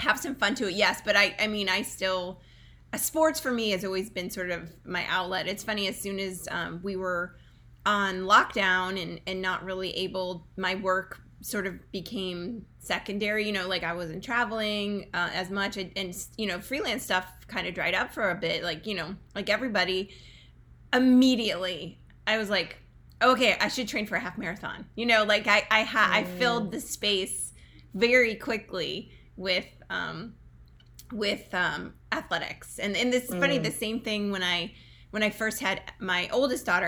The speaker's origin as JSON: {"language": "English", "region": "New Jersey", "country": "United States", "tie": "born or raised there", "said": "I grew up here in the United States. I actually grew up in New Jersey."}